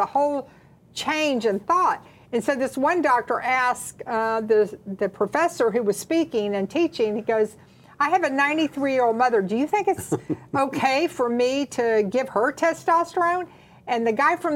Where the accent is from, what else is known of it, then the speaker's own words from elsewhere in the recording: the South, United States; we're from the South, so that's how we address our mamas-in-laws